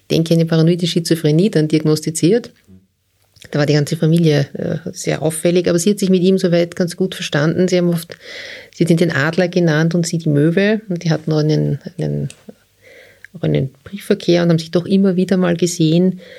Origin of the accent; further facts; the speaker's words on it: Austria; Ja als Österreicher.